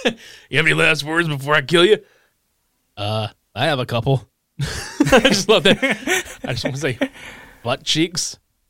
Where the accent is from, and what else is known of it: Lake Charles, Louisiana, United States; born or raised there